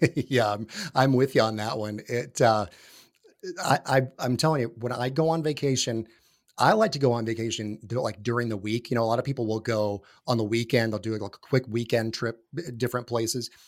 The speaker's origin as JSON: {"language": "English", "region": "North Georgia", "country": "United States", "tie": "born or raised there", "also_born_or_lived": "New York / Florida", "moved": "yes", "lives_now": "Atlanta, United States", "said": "in my hometown, uh, where I lived and grew up, up in North, uh, Georgia, northeast of Atlanta"}